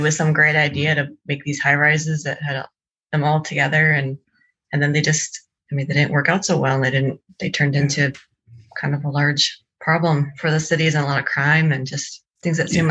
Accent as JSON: {"language": "English", "town": "Brooklyn Center", "region": "Minnesota", "country": "United States", "tie": "born or raised there", "said": "I'm actually from Brooklyn Center. That's where I grew up."}